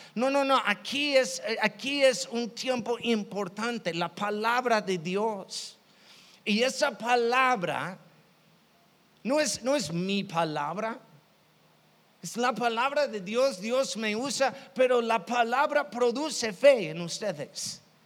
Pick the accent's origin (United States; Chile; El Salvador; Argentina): United States; Chicago, Illinois; Yo, yo soy de Chicago